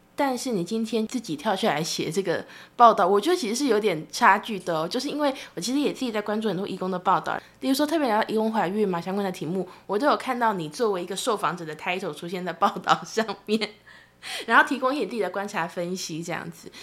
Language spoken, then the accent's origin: Chinese; Taiwan; 我作为台湾人，虽然我也关注义工的报道